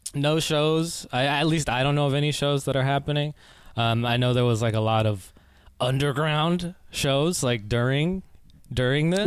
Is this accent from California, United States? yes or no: yes; Oakland, California, United States; also born or lived in Concord, California; I was born and raised in the Bay Area. Uh, born in Oakland, and I spent a lot of time in like Concord, California